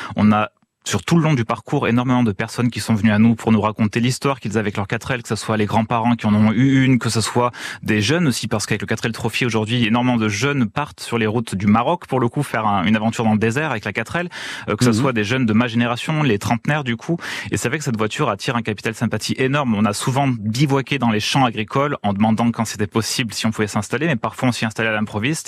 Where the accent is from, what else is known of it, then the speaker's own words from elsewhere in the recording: Valence, Auvergne-Rhône-Alpes, France; moved away; je suis valentinois de cœur et de, de, de, naissance, donc je suis très attaché à mon département de naissance